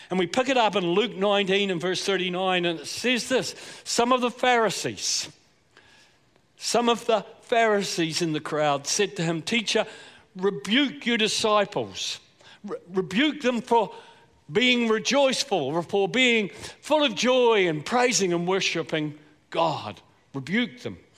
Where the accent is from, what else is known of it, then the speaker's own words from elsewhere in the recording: Southland, New Zealand; accent: Southland; I was born and bred in Southland, so a bit of that accent's going to come out, I'm afraid, at different points. I'm a South Islander